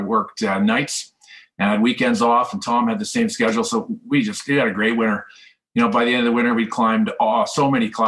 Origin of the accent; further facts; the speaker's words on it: Metchosin, British Columbia, Canada; now in Banff, Canada; I'm originally from British Columbia. I grew up in Machozen, which is just outside of Victoria